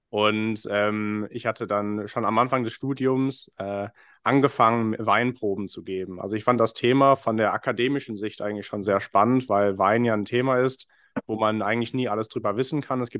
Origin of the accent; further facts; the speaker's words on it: Bristol, South West England, United Kingdom; German is a second language; now in Cologne, Germany; gebürtig äh, komme ich aus Bristol, aus England, äh, bin dort geboren und aufgewachsen vor etwa 20 Jahren nach Deutschland gekommen, deswegen hört man es mir meistens nicht an.